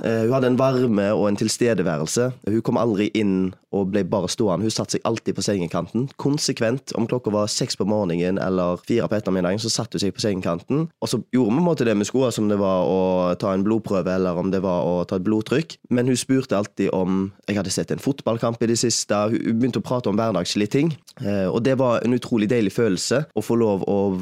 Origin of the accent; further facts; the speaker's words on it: Haugesund, Rogaland, Norway; moved away as an adult; also born or lived in Bergen; har flytta hjem igjen til Haugesund etter 6-7 år vekke